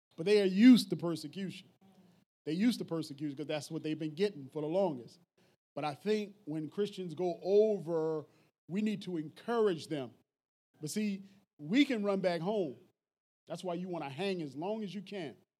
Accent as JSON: {"language": "English", "town": "Philadelphia", "region": "Pennsylvania", "country": "United States", "said": "I'm from North Philly."}